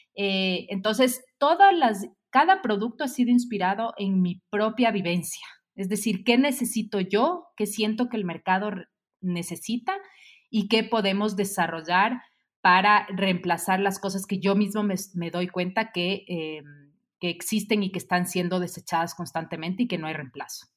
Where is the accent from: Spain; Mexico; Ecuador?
Ecuador; Quito, Pichincha; soy quiteña, ecuatoriana